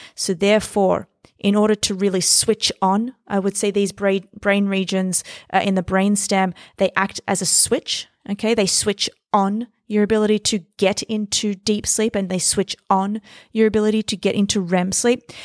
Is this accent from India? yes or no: no; Australia; now in New York City, United States; I was born and raised in Australia. I moved to New York City.